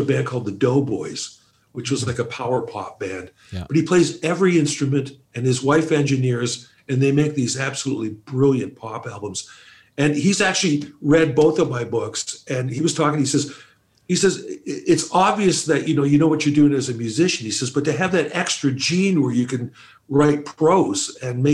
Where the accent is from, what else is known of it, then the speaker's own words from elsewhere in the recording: Toronto, Ontario, Canada; also born or lived in Calgary; Exactly where I am now, Scarborough, East End.